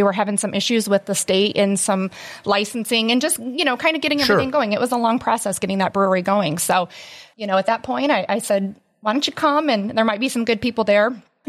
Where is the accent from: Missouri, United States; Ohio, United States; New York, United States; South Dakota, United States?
Ohio, United States; Antwerp; also born or lived in Toledo, Ohio; I was born and raised in Antwerp, and I graduated from Antwerp local school. And I moved to Toledo in that area, and I lived there about 8 years